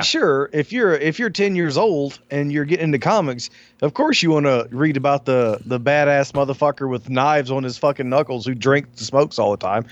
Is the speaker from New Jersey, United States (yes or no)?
no; Alabama, United States; I grew up in Alabama in the country.